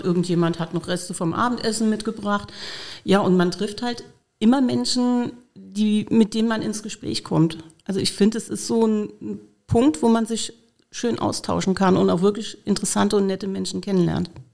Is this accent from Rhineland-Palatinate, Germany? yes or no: yes; near Cochem, Rhineland-Palatinate, Germany; now in Koblenz, Germany; ich bin aufgewachsen in der Nähe von Kochen